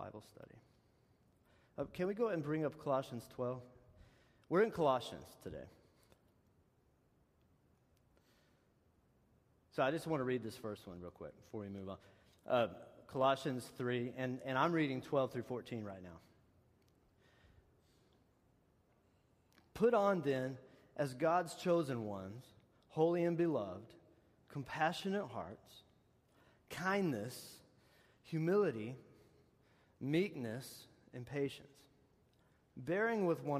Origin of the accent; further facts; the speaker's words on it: Texas, United States; moved away; where I'm from, my hometown of Texas, we have this white stuff they call caliche